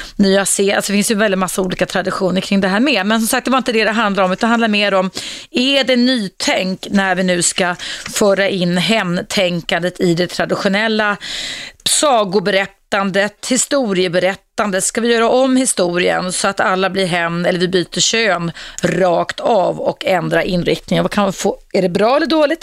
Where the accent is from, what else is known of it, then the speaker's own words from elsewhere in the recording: Stockholm, Stockholm County, Sweden; Jag, jag var uppvuxen utanför stan i Skärholmen.